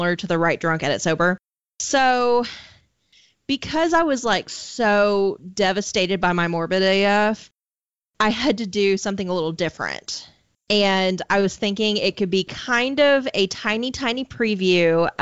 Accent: southern Arkansas, United States; I was born and raised in southern Arkansas

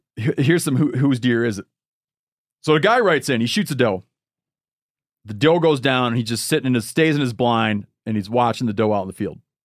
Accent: Michigan, United States; moved away; my home state of Michigan

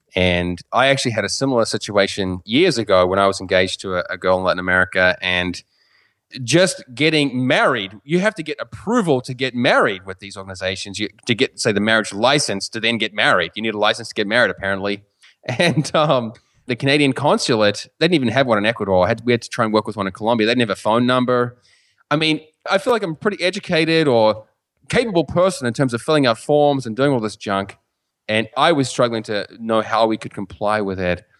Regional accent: New Zealand; first language English; moved away as an adult; now in United States; as a New Zealander

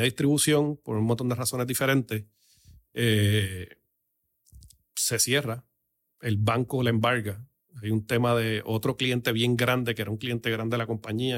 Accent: Puerto Rico; yo soy boricua criado a lo cubano Pero soy boricua

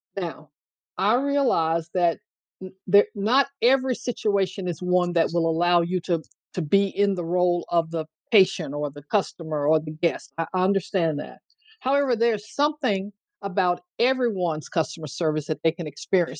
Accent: Tuscaloosa, Alabama, United States; It's the place I grew up, Tuscaloosa, Alabama, eh, here in the US.

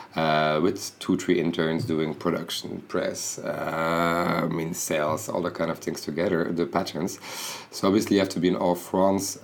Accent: Bruges, Flanders, Belgium; I come from Bruges, so basically when you when you're there, you really like you live in a very sleepy city

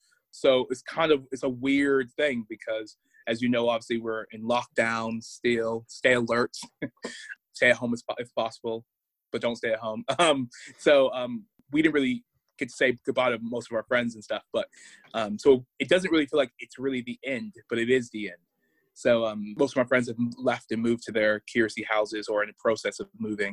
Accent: outside Chicago, Illinois, United States; moved away as an adult; also born or lived in Liverpool / East London / Dorset; now in North East England, United Kingdom; I'm from Chicago, Illinois, but was raised slightly outside of the city of Chicago with my mother, brother, and my sister. And grew up as Jehovah's Witness.

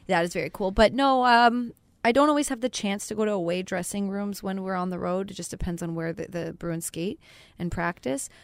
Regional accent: Canada; moved away; I'm Canadian, and I'd never been to Winnipeg

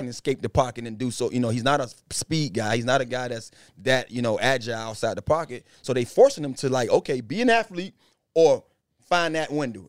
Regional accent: Miramar area, Florida, United States; he grew up in my hometown. I went to school with his mom and his dad, um, high school.

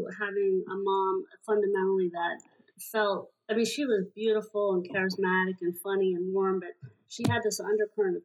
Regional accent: Hershey, Pennsylvania, United States; I grew up in Hershey, Pennsylvania

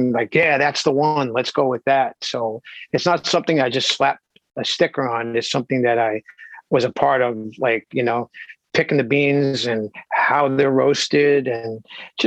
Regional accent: New York City, New York, United States; I grew up in the Bronx, and it was great upbringing.

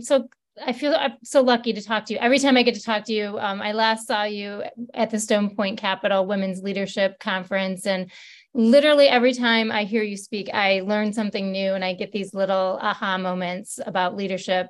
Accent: Michigan, United States; I'm not from Detroit, but from Michigan

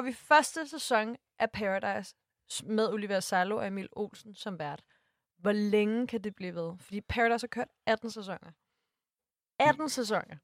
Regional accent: Næstved, Zealand, Denmark; jeg er fra Næstved

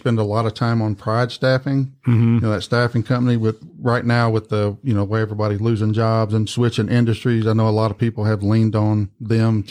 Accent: Malden, Missouri, United States; moved away as an adult; also born or lived in Poplar Bluff, Missouri / Jonesboro, Arkansas; now in Memphis, United States; I'm from Malden, Missouri, or the Boot Hill of Missouri. Was born and raised

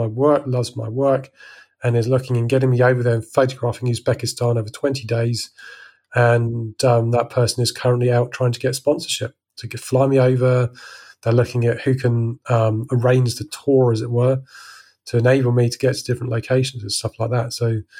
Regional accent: England, United Kingdom; now in France; I'm unique in that I'm English, living in the middle of France, with a YouTube channel.

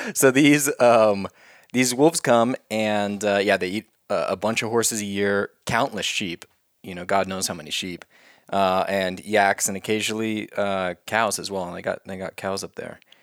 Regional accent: Oklahoma, United States; moved away; my state, which is Oklahoma, my home state.

